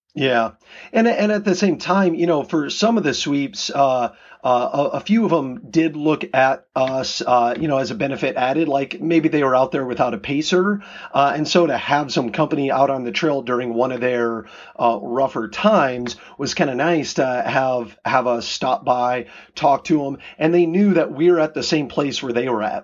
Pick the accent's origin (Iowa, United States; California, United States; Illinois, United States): Iowa, United States; now in Seattle, United States; I grew up in Iowa and moving out here to Washington